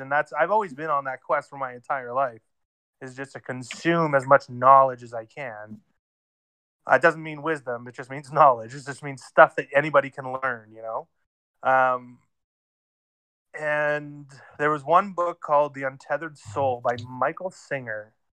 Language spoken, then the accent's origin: English; Ontario, Canada; now in Alberta, Canada; I'm out in Alberta right now, but I grew up in Ontario